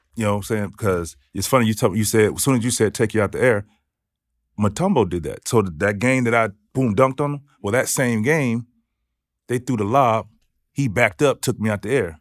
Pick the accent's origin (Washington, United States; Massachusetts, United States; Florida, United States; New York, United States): Florida, United States; Daytona Beach; I'm from Daytona Beach.